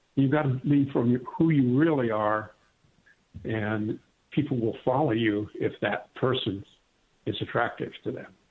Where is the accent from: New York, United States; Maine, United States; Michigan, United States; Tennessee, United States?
Michigan, United States; Clarkston; moved away as an adult; also born or lived in England; now in Long Beach, United States; I grew up in Michigan, in a little town called Clarkston, Michigan.